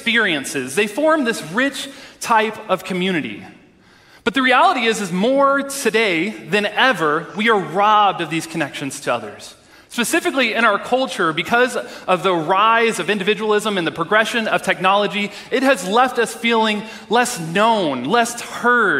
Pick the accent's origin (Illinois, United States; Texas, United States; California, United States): Texas, United States; moved away; I'm originally from Texas